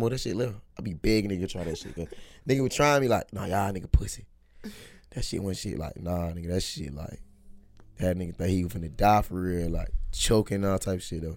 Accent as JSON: {"language": "English", "area": "Crawford County, near Macon", "region": "Georgia", "country": "United States", "said": "I'm from goddamn Little Smile City, Crawford County. Shit, real small"}